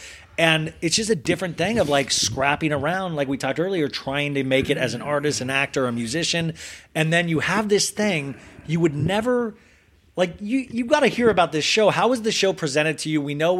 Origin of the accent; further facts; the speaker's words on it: Kansas, United States; I'm from Kansas.